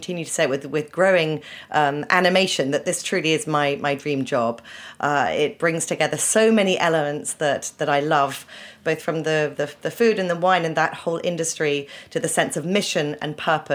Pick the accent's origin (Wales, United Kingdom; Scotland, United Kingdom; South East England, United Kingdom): South East England, United Kingdom; Winchester; moved away as an adult; also born or lived in Oxford; now in New York, United States; I was born in Oxford, but grew up in a very beautiful historical town called Winchester in the south of England.